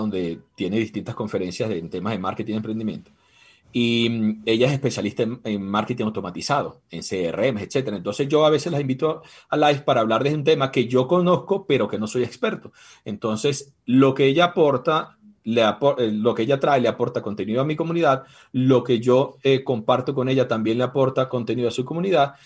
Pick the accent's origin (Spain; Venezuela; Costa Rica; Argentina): Venezuela; moved away as an adult; now in Ecuador; Yo soy venezolano, tengo seis años ya en Ecuador